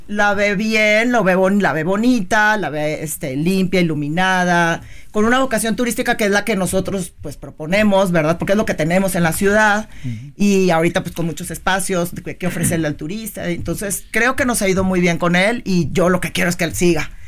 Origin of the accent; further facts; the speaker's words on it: Tampico, Tamaulipas, Mexico; Yo nací en Tampico, mis papás son de Tampico, mis abuelos son de Tampico